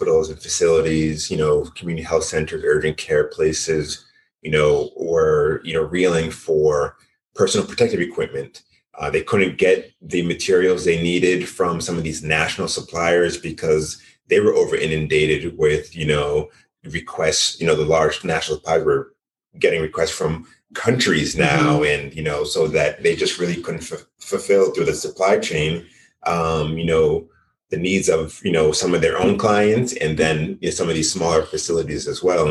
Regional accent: Boston, Massachusetts, United States; born and raised in Boston, Massachusetts.

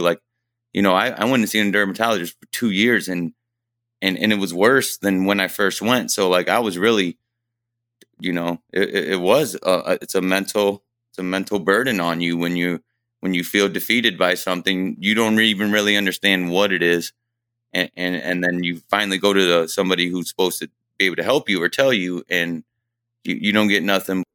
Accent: Fremont, Ohio, United States; I was born and raised here in Fremont, Ohio

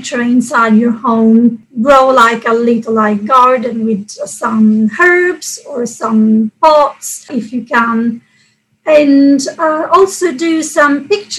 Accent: Catania, Sicily, Italy; moved away; I come from Sicily, and yes, there it's usually very warm and sunny. And where I come from Catania, which is on the east coast.

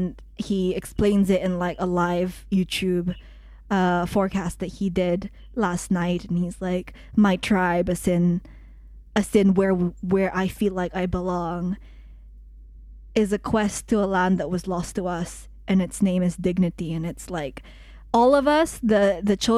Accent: United Kingdom; I'm British

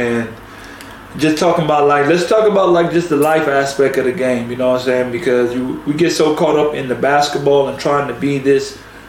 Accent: United States; we're from the crib, we're from the States.

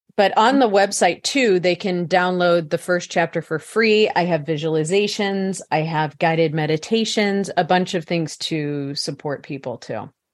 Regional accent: St. Louis, Missouri, United States; I was born in St. Louis, Missouri, in the Midwest

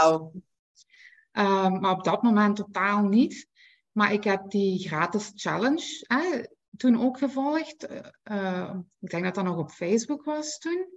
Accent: Belgium; ik ben van België

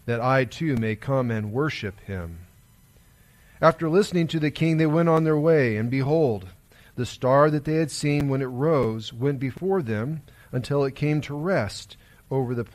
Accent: United States; as an American

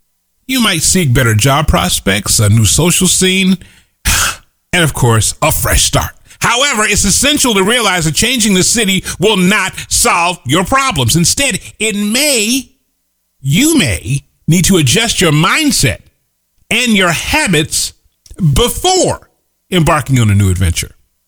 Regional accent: Midwest, United States; moved away as an adult; also born or lived in Kansas City; I grew up in the Midwest where it was cold.

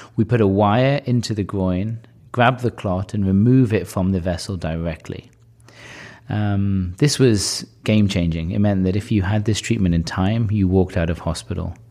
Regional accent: Newcastle upon Tyne, North East England, United Kingdom; moved away as an adult; now in California, United States; from Newcastle

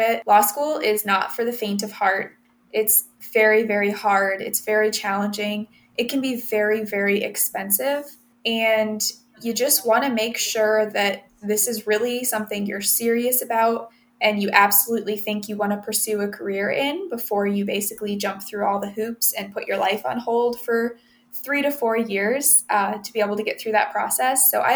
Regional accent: Findlay, Ohio, United States; also born or lived in Reading, Pennsylvania / Toledo, Ohio; we moved to Findlay, Ohio. And I grew up, obviously spent a lot of my life there as well.

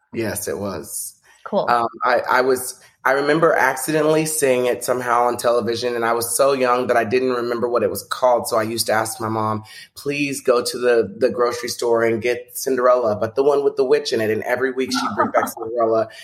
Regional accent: Texas, United States; when I was growing up in Texas

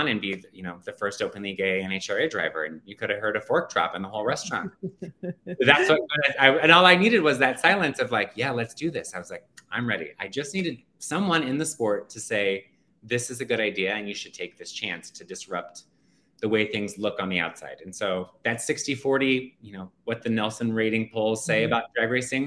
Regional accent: Phoenix, Arizona, United States; now in New York City, United States; I was born and raised in Phoenix, Arizona

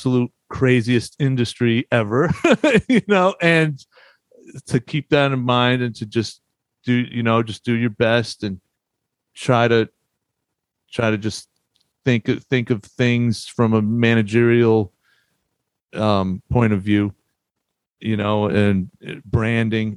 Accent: Boston area, Massachusetts, United States; moved away as an adult; also born or lived in Hartford, Connecticut / New York

